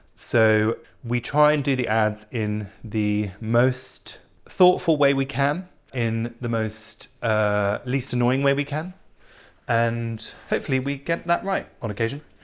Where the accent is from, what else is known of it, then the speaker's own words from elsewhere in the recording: England, United Kingdom; I'm English